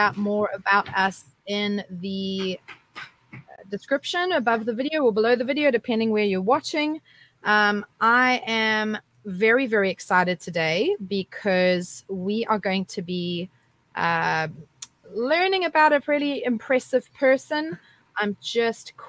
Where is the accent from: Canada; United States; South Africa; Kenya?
South Africa; moved away as an adult; now in Australia; I come from South Africa. You know, I grew up there, and I've only been in Australia since 2015